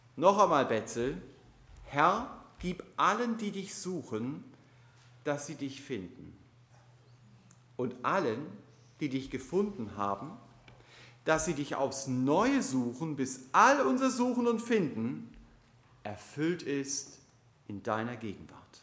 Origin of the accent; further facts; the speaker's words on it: Germany; als Deutsche sind wir